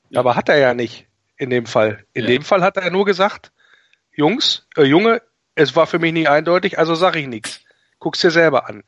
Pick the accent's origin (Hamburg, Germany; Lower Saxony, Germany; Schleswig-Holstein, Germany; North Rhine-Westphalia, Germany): Lower Saxony, Germany; Wolfsburg; now in Rhineland, Germany; ich bin gebürtiger Wolfsburger